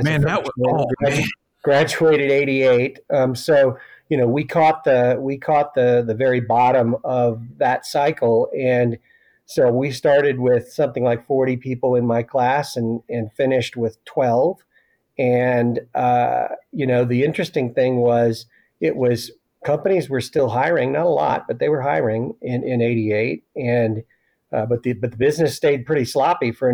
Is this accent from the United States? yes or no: yes; Missouri, United States; moved away; also born or lived in Oklahoma / Alaska; I'm a Missouri boy, born and raised